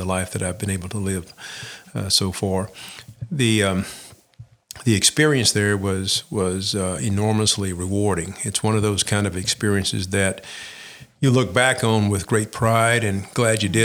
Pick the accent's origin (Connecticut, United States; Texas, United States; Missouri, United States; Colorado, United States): Texas, United States; Sulphur Springs; now in Lafayette, United States; I was born and raised in East Texas, a small town of Sulphur Springs.